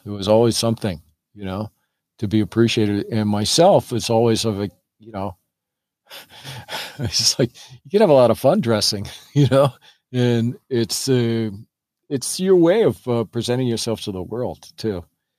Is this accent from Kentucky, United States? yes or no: no; Oakland, California, United States; born there; I was born in Oakland. My father was in the Navy. When I was 6 months old, we took a ship to Guam.